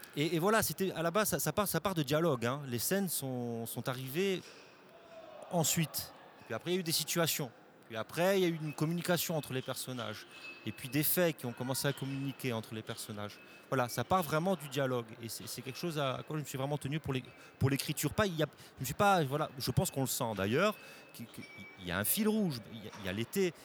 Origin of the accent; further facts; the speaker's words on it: Corsica, France; je suis né en Corse, j'ai grandi en Corse, j'y suis parti pour, mon, travail, mais j'y vis toujours